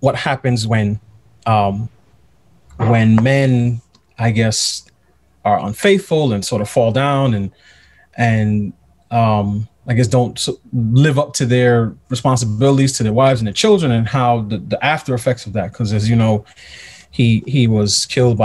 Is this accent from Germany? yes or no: no; New York City, New York, United States; moved away as an adult; also born or lived in Pittsburgh; I'm from New York. I grew up in New York, in Queens